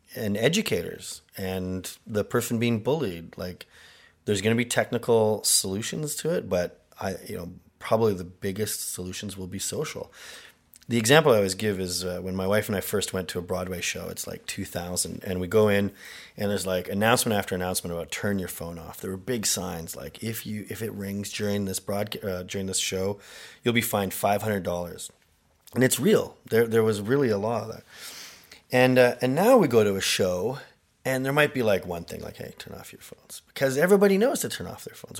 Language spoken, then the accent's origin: English; Canada; I am Canadian